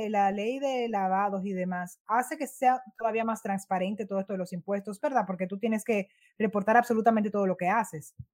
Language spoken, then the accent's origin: Spanish; Dominican Republic